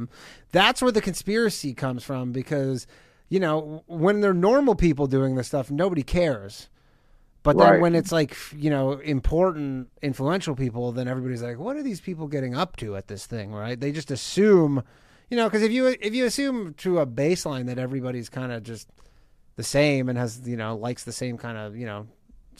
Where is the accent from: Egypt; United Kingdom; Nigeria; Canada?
Canada; moved away; I'm Canadian